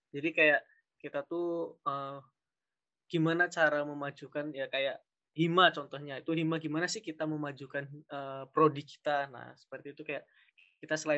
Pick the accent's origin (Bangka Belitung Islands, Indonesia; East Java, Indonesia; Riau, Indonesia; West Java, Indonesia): Riau, Indonesia; Uh, aku dari ini PGSD Penjas A 2019 uh, asal aku dari Riau. Mungkin ada teman-teman yang dari Riau nanti bisa PC.